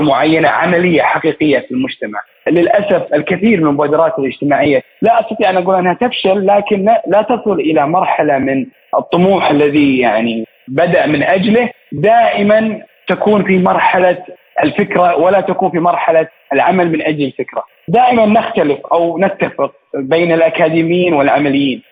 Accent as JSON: {"language": "Arabic", "country": "Saudi Arabia", "said": "من المملكة العربية السعودية"}